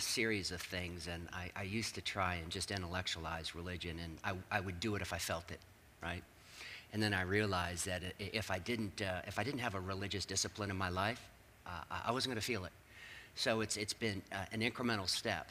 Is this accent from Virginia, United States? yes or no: yes; Northern Virginia, United States; I grew up in Northern Virginia.